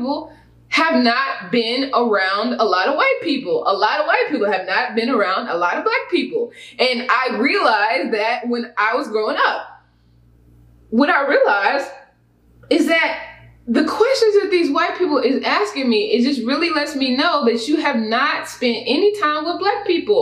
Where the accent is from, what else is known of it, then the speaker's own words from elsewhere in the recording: Houston, Texas, United States; also born or lived in Katy, Texas; I grew up in Houston, which is a very diverse place.